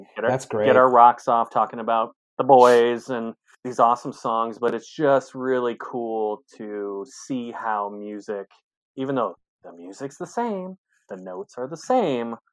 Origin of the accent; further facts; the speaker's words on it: Michigan, United States; now in Seattle, United States; I'm also from Michigan